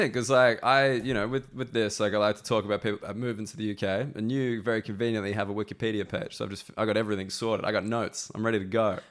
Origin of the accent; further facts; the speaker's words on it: Sydney, New South Wales, Australia; accent: Australian; moved away as an adult; now in London, United Kingdom; I say that I'm Australian